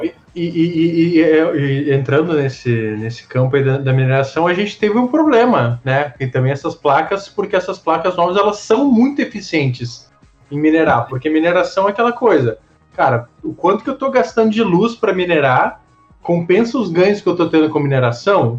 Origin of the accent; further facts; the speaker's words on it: Brazil; sendo brasileiro